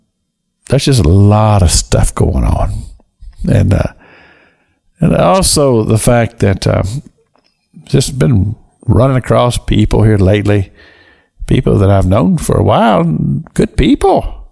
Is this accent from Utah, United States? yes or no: no; Kentucky, United States; moved away; And I'm so thankful that God chose to let me be born in the United States of America in the state of Kentucky. I don't live there now, but I do own property still there.